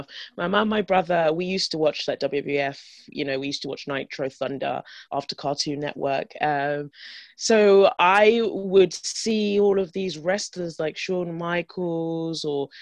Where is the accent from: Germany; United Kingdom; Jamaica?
United Kingdom; London; grew up in London